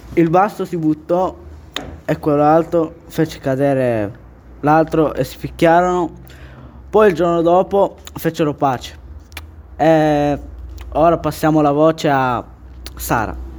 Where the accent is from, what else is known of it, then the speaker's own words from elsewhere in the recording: Philippines; Io non sono cinese, sono filippina